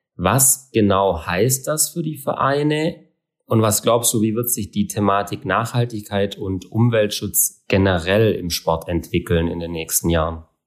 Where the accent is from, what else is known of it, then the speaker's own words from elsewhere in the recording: Southern Germany, Germany; bei uns in Süddeutschland